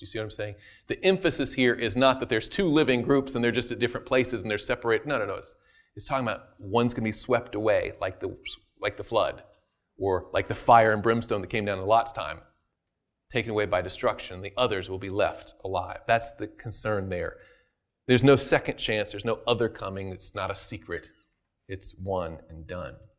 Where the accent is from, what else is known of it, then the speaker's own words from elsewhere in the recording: the South, United States; I'm from the South